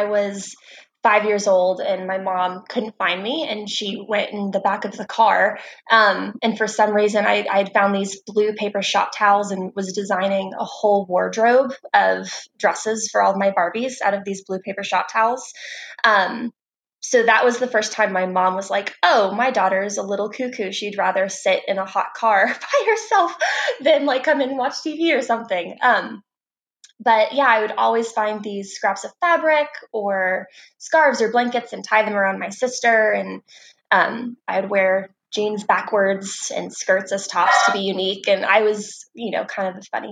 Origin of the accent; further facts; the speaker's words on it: Joplin, Missouri, United States; moved away; also born or lived in Texas; I grew up, born and raised in Joplin, Missouri, super small town